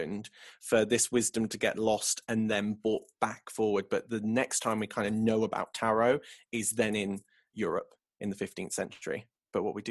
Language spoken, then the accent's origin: English; England, United Kingdom; I'm English